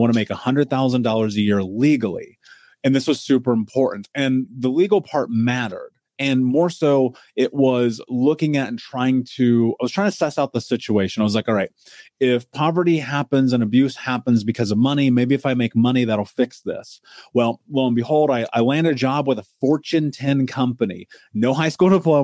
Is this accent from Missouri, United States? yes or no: no; Indianapolis, Indiana, United States; I grew up in America. I grew up in Indianapolis.